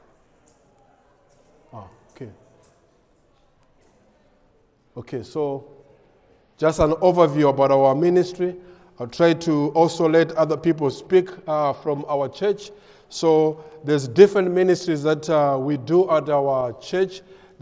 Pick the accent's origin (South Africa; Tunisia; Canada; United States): South Africa; moved away as an adult; now in Malawi; Vanessa and I were both born in Malawi, but we grew up in South Africa